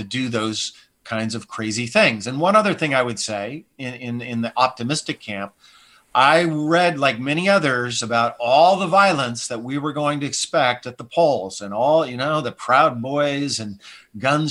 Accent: Montana, United States; now in California, United States; I'm from Montana

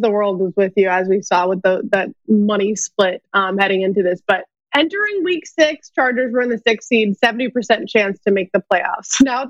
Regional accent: Boston, Massachusetts, United States; I'm from Boston, so it's like I'm just used to it piling up over my door.

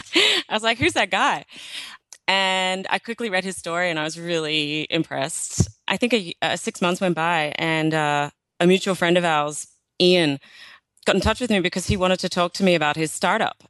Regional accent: Australia; I'm from Australia

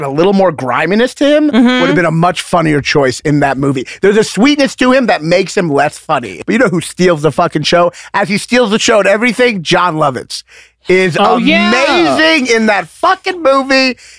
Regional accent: Kentucky, United States; I'm from Kentucky.

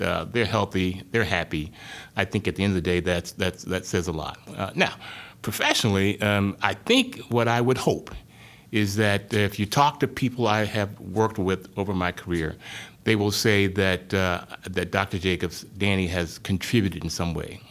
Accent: rural Arkansas, United States; moved away; I grew up in, uh, rural Arkansas, um, small town about a hundred miles southwest of Little Rock, thirty miles north of the Louisiana border

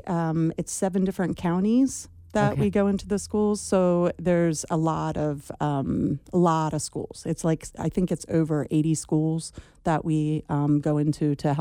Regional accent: Eastern Pennsylvania, United States; moved away as an adult; also born or lived in Maine / Maryland; now in Cincinnati, United States; I'm from the East Coast. I'm from Eastern PA. I've lived there for most of my life, even though I lived in Maine for a while, Maryland for a while. And we just moved out here about 5 years ago.

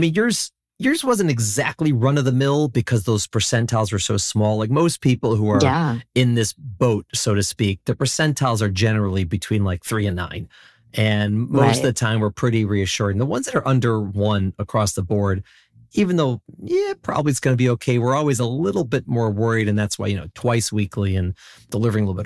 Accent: Chicago, Illinois, United States; now in New York, United States; I'm from Chicago, so the winters here are not particularly concerning to me.

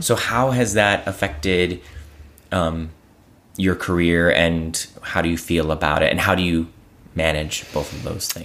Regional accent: Cleveland, Ohio, United States; I was raised in Cleveland by a, a single mom

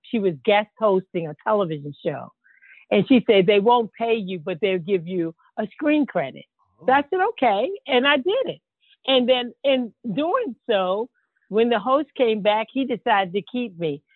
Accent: Baltimore, Maryland, United States; I'm from Baltimore, Maryland

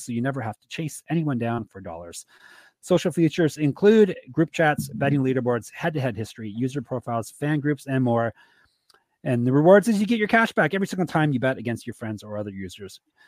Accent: Toronto, Ontario, Canada; my hometown team, Gumby

